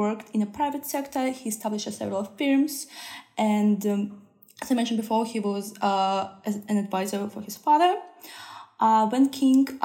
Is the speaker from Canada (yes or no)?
no; Saint Petersburg, Russia; moved away; I come from Russia, St. Petersburg